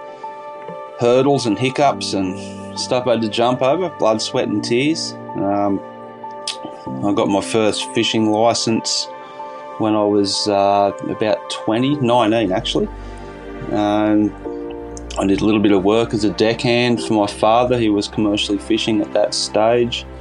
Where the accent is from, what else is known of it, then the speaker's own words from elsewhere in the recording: Bangalow, New South Wales, Australia; now in Yamba, Australia; I grew up in Bangalow, Byron Bay area, and I moved down here to Yamba probably roughly 20 years ago